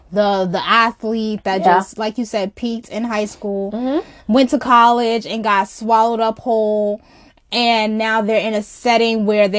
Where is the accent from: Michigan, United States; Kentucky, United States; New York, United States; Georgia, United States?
New York, United States; New York City; I'm from Brownsville. Like, I try so hard to, like, mask my accent.